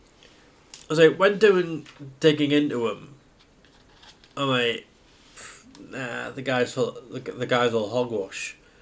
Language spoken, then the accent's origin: English; United Kingdom; as a British person